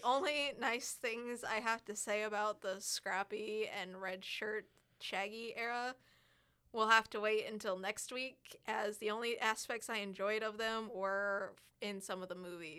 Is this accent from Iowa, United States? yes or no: yes; Iowa, United States; moved away; originally I'm from Iowa